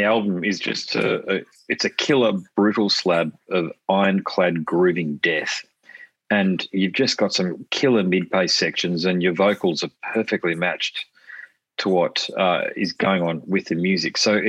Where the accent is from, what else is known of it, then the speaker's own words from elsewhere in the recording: Queensland, Australia; also born or lived in Sydney; Well, even though I was born in Sydney, so I'm a big supporter of the Blues, I am a Queenslander.